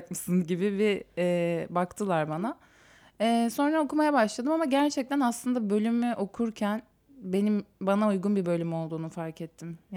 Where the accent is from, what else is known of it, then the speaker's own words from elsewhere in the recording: Istanbul, Turkey; doğma büyüme İstanbulluyum